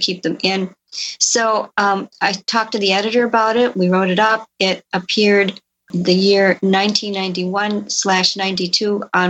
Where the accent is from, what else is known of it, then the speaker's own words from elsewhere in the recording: Elkhorn, Wisconsin, United States; my hometown of Elkhorn, Wisconsin